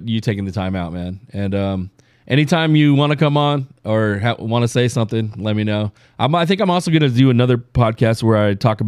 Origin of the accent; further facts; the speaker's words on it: Pomona, California, United States; I'm from Pomona. Okay. I'm over here by the glass house